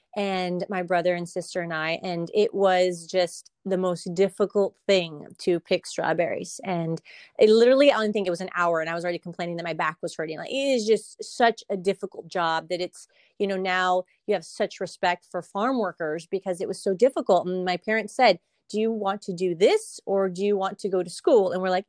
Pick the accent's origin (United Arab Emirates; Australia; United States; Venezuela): United States; Salinas, California; being born and raised from Salinas, it definitely gives me a little bit more in terms of just, you know, having my whole life here. There's a lot that I've seen and learned and experienced as a native Salinian.